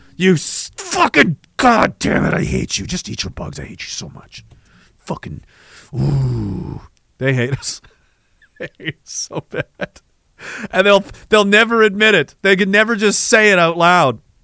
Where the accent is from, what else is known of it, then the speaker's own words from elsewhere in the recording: Canada; I'm Canadian